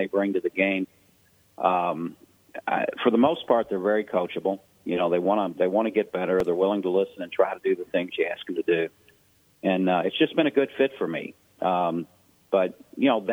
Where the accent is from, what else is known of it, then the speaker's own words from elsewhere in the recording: Louisville, Kentucky, United States; also born or lived in Ohio; Louisville is my hometown. I went to college at Ohio Northern University, but I'm originally from Louisville